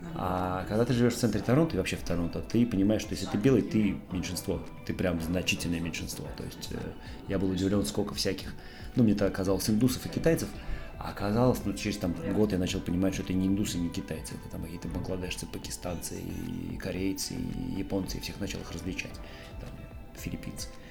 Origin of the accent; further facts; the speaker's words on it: Tolyatti, Samara Oblast, Russia; moved away as an adult; also born or lived in Canada; now in Montenegro; я родился в Тольятти, жил в Шузовом всю свою осознанную жизнь, вот прям с детства, с глубокого